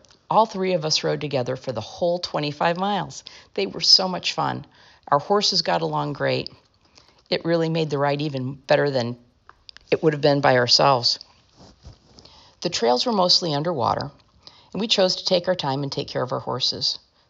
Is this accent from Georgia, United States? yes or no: no; Florida, United States; Did I mention I was from Florida?